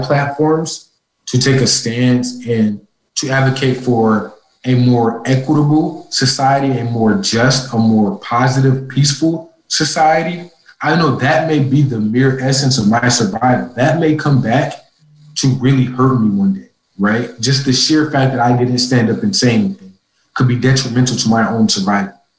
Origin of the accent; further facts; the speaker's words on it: Minneapolis, Minnesota, United States; moved away as an adult; also born or lived in Ithaca, New York; I'm originally from Minneapolis, Minnesota. I was home at that time from Cornell